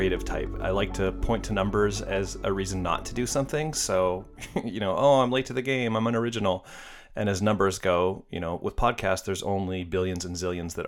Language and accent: English; Seattle, Washington, United States; I went to film school at Seattle Film Institute in my hometown of Seattle, where I still live